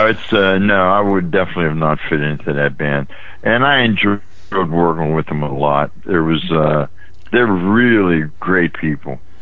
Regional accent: Weirton, West Virginia, United States; moved away as an adult; also born or lived in Steubenville, Ohio / Pittsburgh area; now in Maryland, United States; I grew up in West Virginia

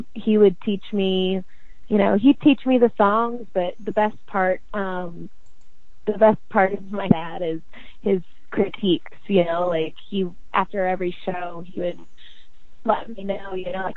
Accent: Southeast, United States; I'm from the Southeast

